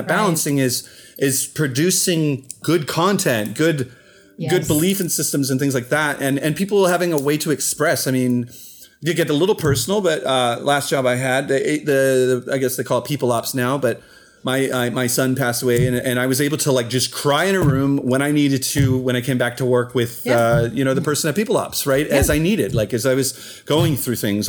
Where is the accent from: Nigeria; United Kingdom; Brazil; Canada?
Canada; accent: Canadian; my Canadian accent just came out